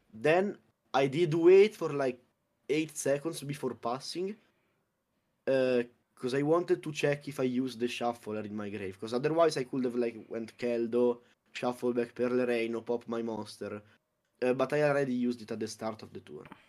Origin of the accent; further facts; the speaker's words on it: Abruzzo, Italy; it's Abruzzo